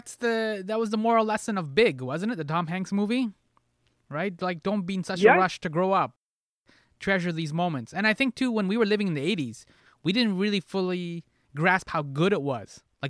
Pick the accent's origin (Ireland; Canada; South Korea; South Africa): Canada; as Canadians, we consume a lot of American culture without being part of American culture.